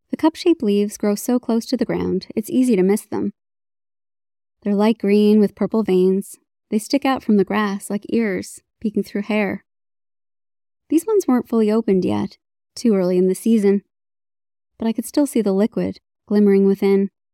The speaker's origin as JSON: {"language": "English", "region": "Newfoundland and Labrador", "country": "Canada", "moved": "as an adult", "said": "my own identity as a Newfoundlander"}